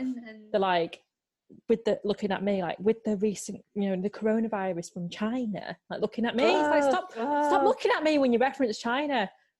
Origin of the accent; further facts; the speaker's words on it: Warrington, North West England, United Kingdom; I'm Chinese and I'm from Warrington.